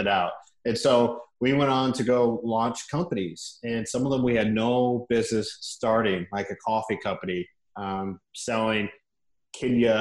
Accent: Washington, District of Columbia, United States; also born or lived in Indiana; we moved to DC in fourth grade

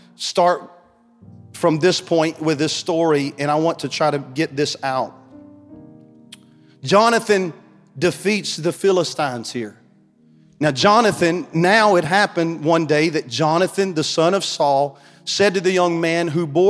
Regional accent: Beaver Dam, Kentucky, United States; I'm from Beaver Dam, Kentucky

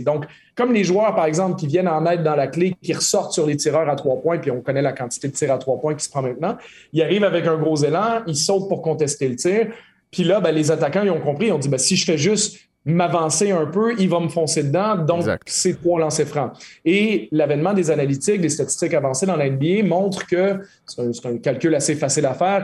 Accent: Quebec, Canada; en tant que Québécois

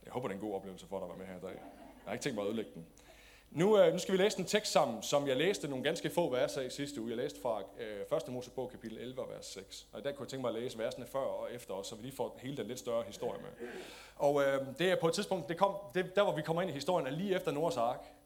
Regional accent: Denmark; som danskere

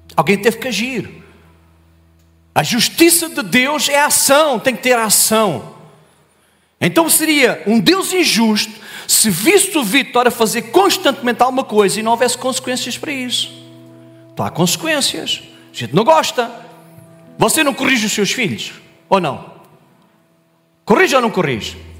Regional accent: Olhão, Algarve, Portugal; Eu sou do Algarve, sou do Olhão. Terra abençoada.

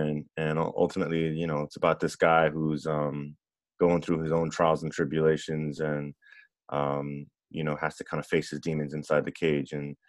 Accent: Miami, Florida, United States; It's about a young kid growing up in Miami who's mixed race and has a really abusive stepfather, and unfortunately mine was abusive.

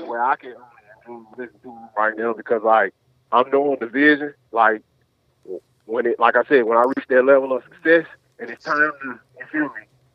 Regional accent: Nashville, Tennessee, United States; I'm Nashville.

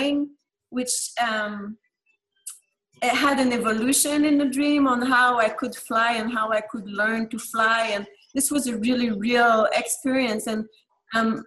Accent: Quebec, Canada; English is a second language; moved away; mainly I grew up in Canada, in the French part, which is called Quebec

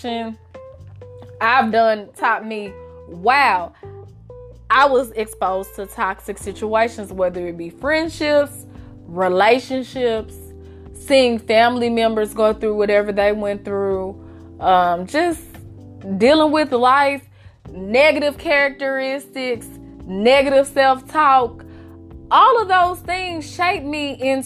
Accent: Memphis, Tennessee, United States; I grew up in Memphis.

